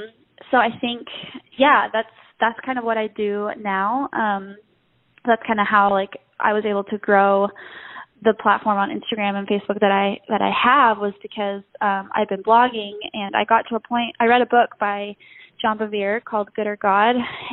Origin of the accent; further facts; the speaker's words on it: Mexico City, Mexico; now in Broken Arrow, United States; My parents are currently missionaries in Mexico City, and that's where I grew up. I was born in Broken Arrow, Oklahoma, and that's actually where I live now, Broken Arrow / Tulsa. So, but yeah, I grew up in Mexico